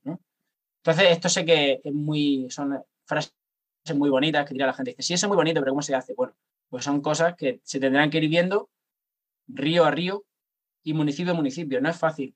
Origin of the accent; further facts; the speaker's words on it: Cartagena, Region of Murcia, Spain; yo soy de Cartagena